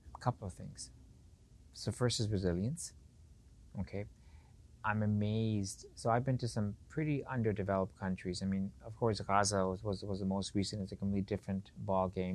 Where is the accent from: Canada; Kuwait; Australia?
Canada; Edmonton, Alberta; also born or lived in Pakistan / Beirut, Lebanon; I grew up in Edmonton